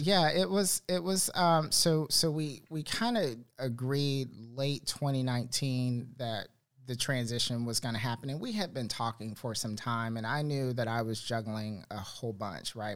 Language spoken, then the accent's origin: English; Miami, Fort Lauderdale area, South Florida, United States; moved away as an adult; now in Charlotte, United States; I'm originally from South Florida, uh, Miami, Fort Lauderdale area, and uh, moved to Charlotte 2012